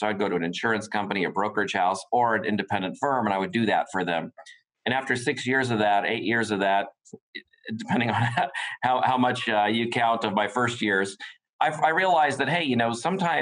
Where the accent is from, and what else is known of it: United States; born or raised there